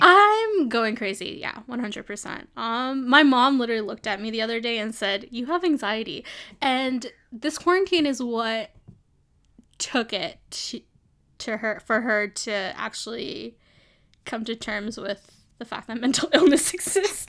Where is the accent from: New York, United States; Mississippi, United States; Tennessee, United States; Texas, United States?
New York, United States; New York City; moved away as an adult; also born or lived in California; now in San Francisco, United States; I grew up in New York. I grew up in Brooklyn